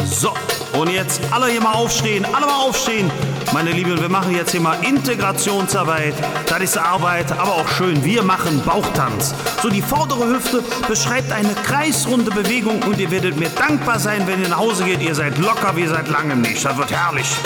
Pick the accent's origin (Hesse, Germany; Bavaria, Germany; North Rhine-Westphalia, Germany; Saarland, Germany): North Rhine-Westphalia, Germany; Bonn; born there; now in Cologne, Germany; Ich bin ja sogar in Bonn geboren, obwohl ich im Moment als Kölscher Tenor durch die Lande ziehe. Ähm, jetzt wohne ich in Köln schon recht lange, bin in Bonn geboren